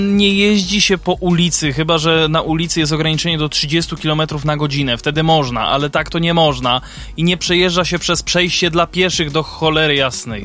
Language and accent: Polish; Kraków, Lesser Poland, Poland; u nas w Krakowie